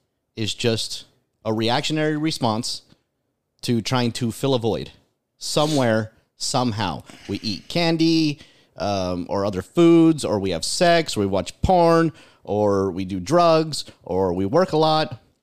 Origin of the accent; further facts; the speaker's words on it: California, United States; moved away; Because I'm from California.